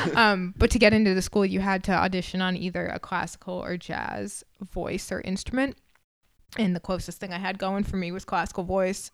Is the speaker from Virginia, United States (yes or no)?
no; Massachusetts, United States; moved away as an adult; also born or lived in Vermont / Connecticut / California; now in Nashville, United States; I grew up in Massachusetts